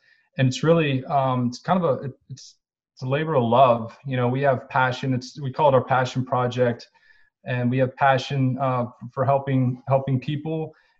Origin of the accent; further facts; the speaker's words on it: Houston, Texas, United States; I was born and raised in Houston, Texas.